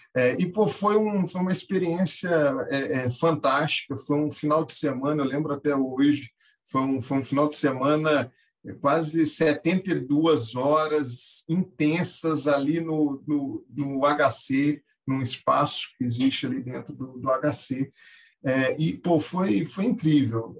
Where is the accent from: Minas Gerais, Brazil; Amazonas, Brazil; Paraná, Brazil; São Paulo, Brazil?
Minas Gerais, Brazil; also born or lived in Rio de Janeiro; Eu costumo falar que eu, eu sou carioca na certidão, mas mineiro de, de coração. É, cresci é, e me criei em Minas